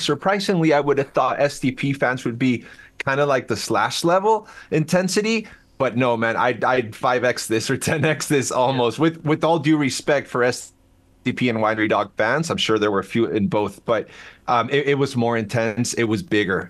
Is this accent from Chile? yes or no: yes; Chile; first language Spanish; English is a second language; moved away as an adult; now in United States; I'm from Chile originally, born and raised. But uh, I've right. been in the U.S. for like 24 years